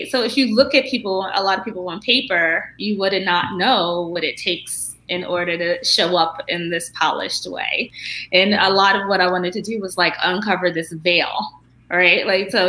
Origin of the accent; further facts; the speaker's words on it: Baltimore, Maryland, United States; moved away as an adult; also born or lived in Stanford; I come from Baltimore beginnings, like the, you know, blue light neighborhoods